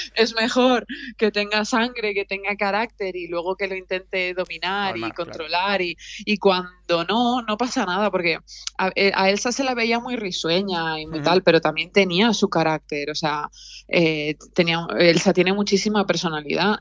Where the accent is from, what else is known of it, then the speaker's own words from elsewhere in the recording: Alicante, Valencian Community, Spain; moved away; also born or lived in Tenerife; las dos somos de Alicante